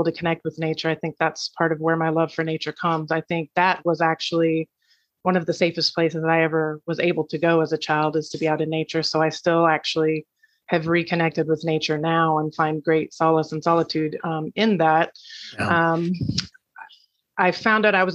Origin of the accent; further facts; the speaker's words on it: Iowa, United States; born and raised in Iowa, country girl at heart